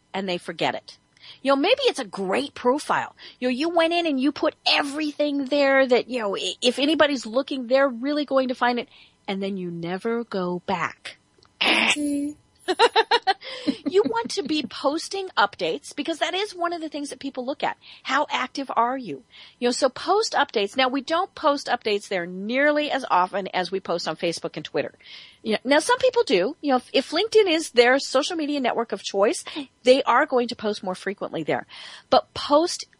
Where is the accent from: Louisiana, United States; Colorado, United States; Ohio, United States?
Colorado, United States; everyone in Colorado, which is my home state.